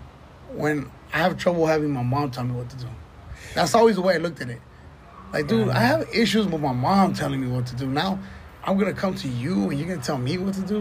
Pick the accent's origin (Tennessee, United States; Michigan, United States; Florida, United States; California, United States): California, United States; Los Angeles; I was saying, Wilmington